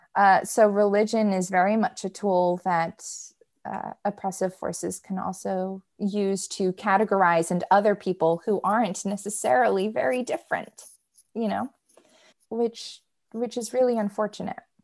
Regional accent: United States; me being an American

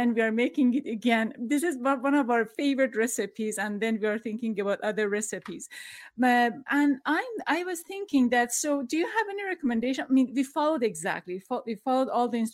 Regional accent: Tehran, Tehran Province, Iran; now in United States; I'm from Iran. I experienced revolution and the war and scarcity of food in Tehran

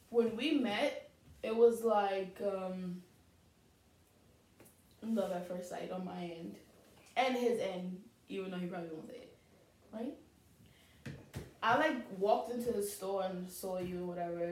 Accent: New York City, New York, United States; we're all from Southside Jamaica, Queens

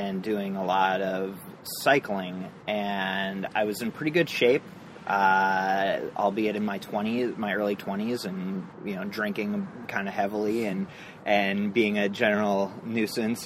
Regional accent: Minneapolis, Minnesota, United States; moved away; also born or lived in San Francisco; we moved from there to Minneapolis, which is my hometown

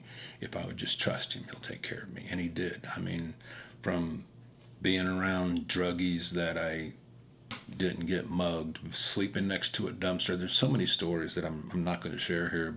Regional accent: Wyandotte County, Kansas, United States; I'm from Wyandotte County, so I'm a little bit slow

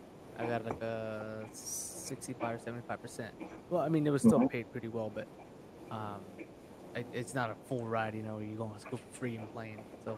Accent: Idaho, United States; Like Boise was probably like 4 or 5 hours. Boise, yep. Idaho. And then my hometown was probably like two and a half.

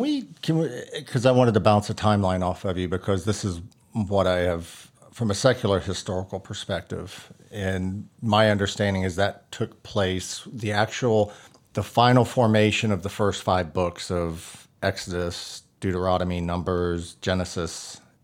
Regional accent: Texas, United States; I grew up in Texas

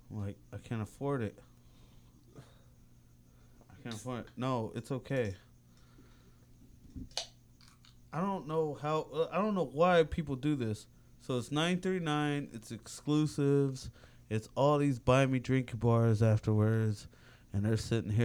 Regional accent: San Francisco, California, United States; I was born in San Francisco

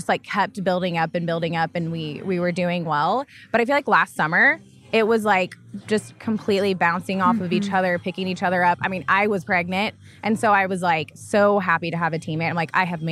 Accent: Tulsa, Oklahoma, United States; now in Oklahoma City, United States; I grew up in Tulsa, Oklahoma.

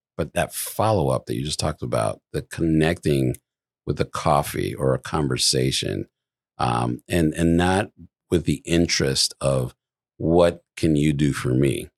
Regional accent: Midwest, United States; moved away; I come from the Midwest

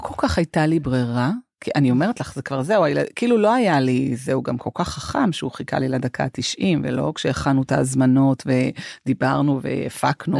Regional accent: Holon, Tel Aviv District, Israel; אנחנו גדלנו אה, בחצי חדר בשכונת אה, ג'סי כהן בחולון

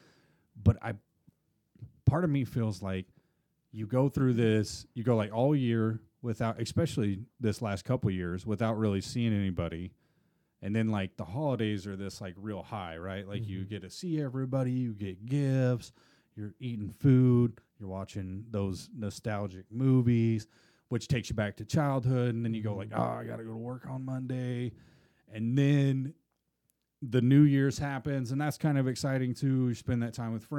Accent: Midwest, United States; I'm from the Midwest.

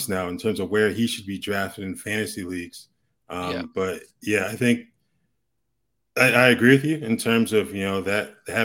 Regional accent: Hartford, Connecticut, United States; moved away as an adult; now in Tucson, United States; I grew up in Hartford, Connecticut

